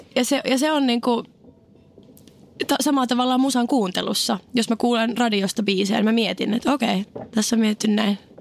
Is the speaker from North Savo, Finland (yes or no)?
no; Oulu, North Ostrobothnia, Finland; Mä olin oululainen